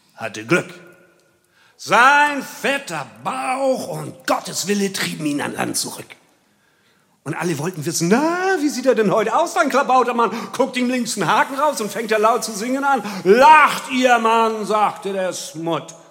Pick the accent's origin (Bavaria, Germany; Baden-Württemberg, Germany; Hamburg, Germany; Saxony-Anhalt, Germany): Hamburg, Germany; Ich komme ja weiter aus dem Süden, ich bin in Wilhelmsburg geboren.